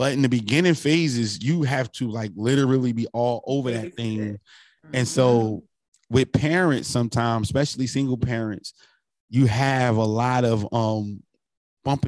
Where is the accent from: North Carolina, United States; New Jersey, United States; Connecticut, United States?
New Jersey, United States; North; I'm from North New Jersey